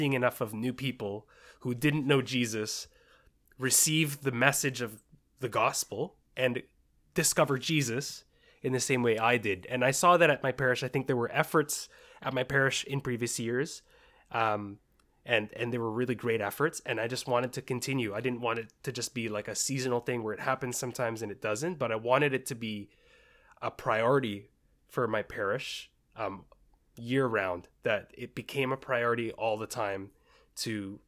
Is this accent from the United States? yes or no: no; Richmond, British Columbia, Canada; also born or lived in Bahrain; I was born in the Middle East in Bahrain and then flew around, moved around, and then finally settled in Richmond in 1998.